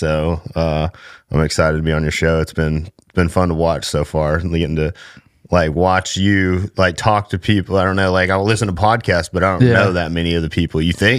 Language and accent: English; Cleburne, Texas, United States; Man, I grew up in Cleburne, Texas. My mom was from Alvarado. My dad was from Cleburne.